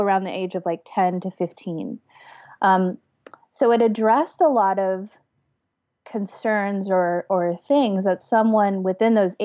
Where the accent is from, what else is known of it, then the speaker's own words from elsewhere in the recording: Los Angeles, California, United States; I'm from Los Angeles, or LA proper. I was born in Southern California, raised there my whole life